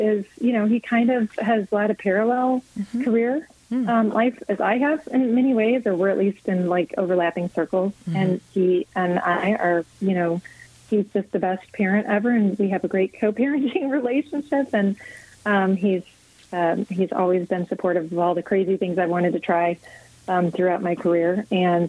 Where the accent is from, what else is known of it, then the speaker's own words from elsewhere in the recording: St. Charles, Missouri, United States; I grew up in St. Charles.